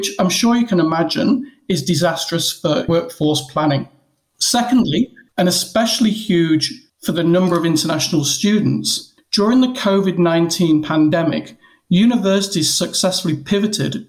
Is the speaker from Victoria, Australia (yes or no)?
yes; Melbourne, Victoria, Australia; my hometown of Melbourne